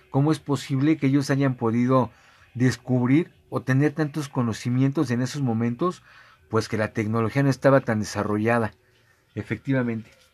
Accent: Mexico; nos distingue como mexicanos

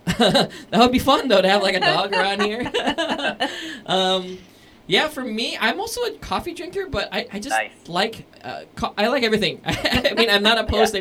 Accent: Bangkok, Thailand; 33 years now in Bangkok, Thailand. So this is the only home I've ever known.

